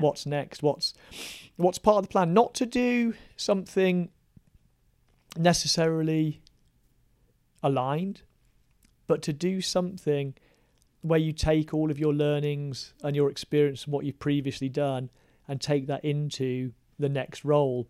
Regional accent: West Midlands, United Kingdom; I grew up in the West Midlands, yeah. very working class town

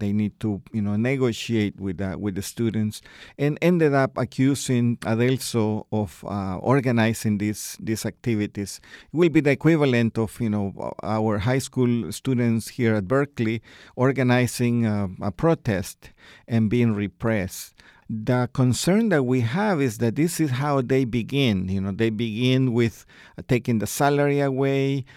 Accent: El Salvador; I myself, I am from El Salvador

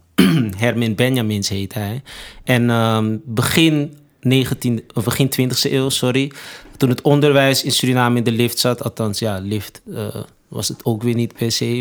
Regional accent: Amsterdam, North Holland, Netherlands; ben opgegroeid in Amsterdam Zuidoost

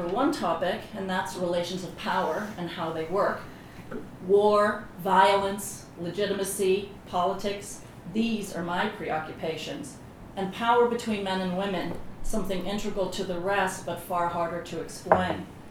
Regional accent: Belfast, Northern Ireland, United Kingdom; moved away; I grew up in Belfast during the Troubles

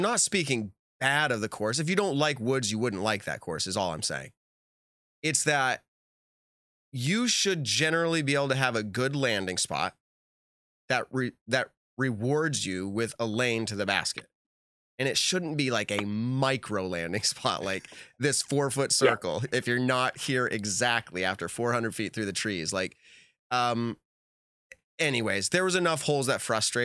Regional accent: New England, United States; I'm from New England

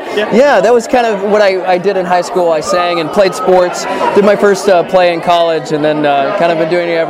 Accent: San Diego, California, United States; also born or lived in New York; Born and raised in San Diego, California.

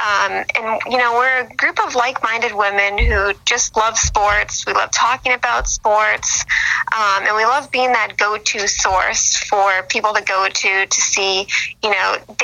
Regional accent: Boston, Massachusetts, United States; moved away as an adult; now in Los Angeles, United States; I have a lot of family here. It's great. I'm originally from Boston. That's where I grew up, but I've been living in LA for about 5 years now. So this is where I call home now.

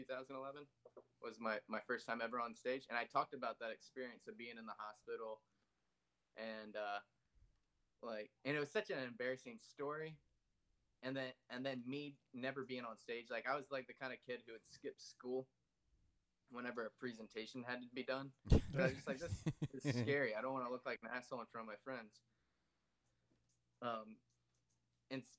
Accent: Maryland, United States; moved away as an adult; also born or lived in Florida; when I was like 18, when I moved from Maryland to move to Florida

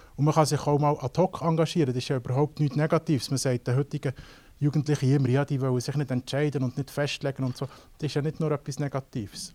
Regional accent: Switzerland; bei uns in der Schweiz

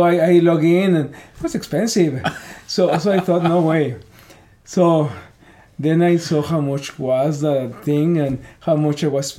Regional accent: Mexico; English is a second language; moved away as an adult; also born or lived in Pico Rivera, California / Northern California; now in United States; I'm from Mexico.

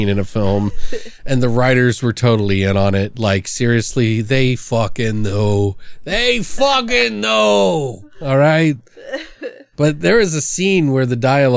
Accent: Maryland, United States; I come from the East Coast in Maryland and had family up north, so I knew the lingo

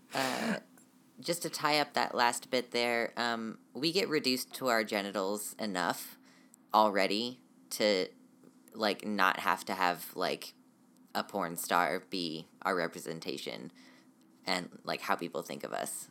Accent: United States; I am definitely American

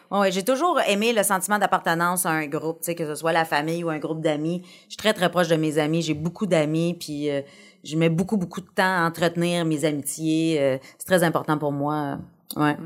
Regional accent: Abitibi, Quebec, Canada; moved away as an adult; now in Montreal, Canada; je suis partie d'Abitibi, j'avais 19 ans

